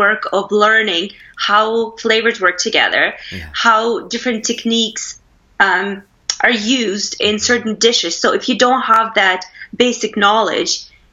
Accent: Russia; moved away as an adult; also born or lived in United States / Canada / Philippines; now in England; I am originally from Russia. I was born and raised there. I left in the 90s to go to college in the States.

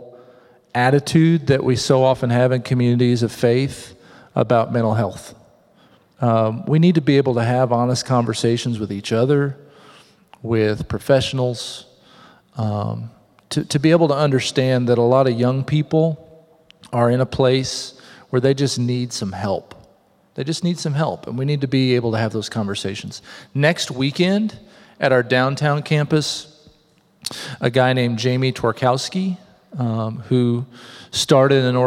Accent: southern Missouri, United States; moved away; I was 11 when a man named Rod Farthing moved to my hometown in southern Missouri

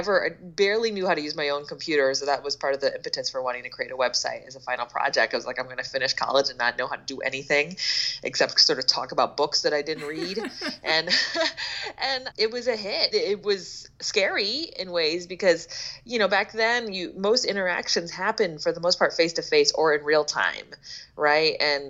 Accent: Philadelphia, Pennsylvania, United States; Yeah, it's my hometown. As well, and I do not recognize it.

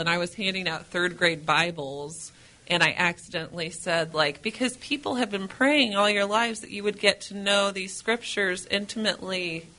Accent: Normal, Illinois, United States; moved away as an adult; now in St. Louis, United States; I'm from Normal, Illinois.

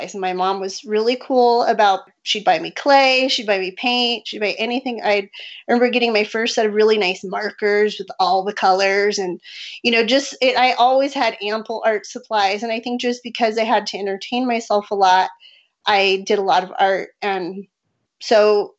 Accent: San Diego, California, United States; moved away as an adult; also born or lived in Albuquerque, New Mexico; now in Rio Rancho, United States; originally from San Diego, and I moved to New Mexico in 2003 to go to graduate school at the University of New Mexico

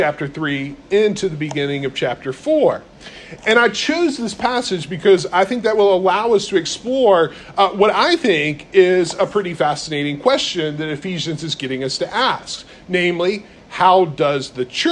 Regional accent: North Carolina, United States; I'm from North Carolina

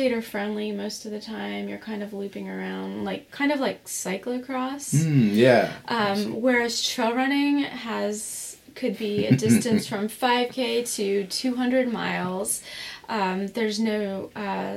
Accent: Morgantown, West Virginia, United States; I grew up in Morgantown, West Virginia

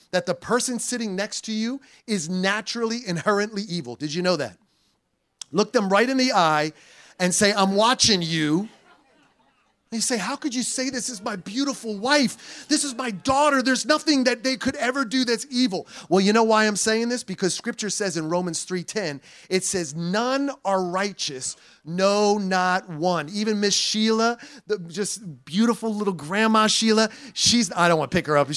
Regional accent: New Jersey, United States; also born or lived in Puerto Rico; I'm from New Jersey and I'm a Puerto Rican

